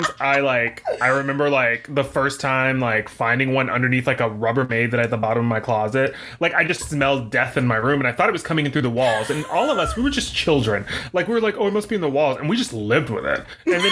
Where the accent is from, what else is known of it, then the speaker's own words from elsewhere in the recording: the South, United States; I grew up in the South